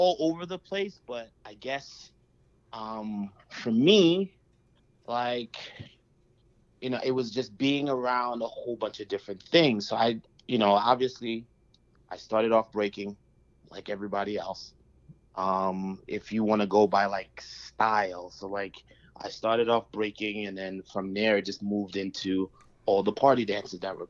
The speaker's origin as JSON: {"language": "English", "country": "U.S. Virgin Islands", "tie": "born or raised there", "also_born_or_lived": "Antigua", "said": "My family is from Antigua. I was born in St. Thomas, so carnival is very much a part of my family household."}